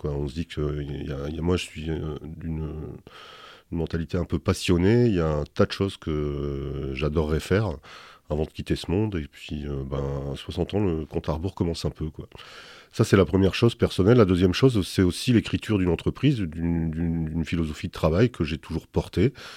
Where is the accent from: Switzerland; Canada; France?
France; Dunkirk area, Hauts-de-France; now in Bordeaux, France; Je suis né à Dunkerque effectivement et j'ai grandi dans un, village qui est le, village le plus septentrional de France, puisque j'étais à la frontière belge